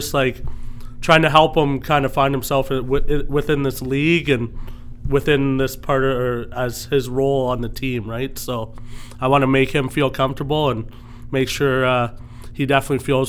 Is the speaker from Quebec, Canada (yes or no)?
no; Orangeville, Ontario, Canada; Growing up in Orangeville